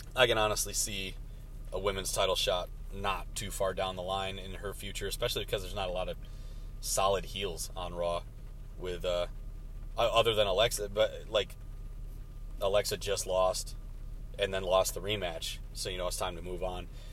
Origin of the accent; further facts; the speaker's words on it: Michigan, United States; We are from Michigan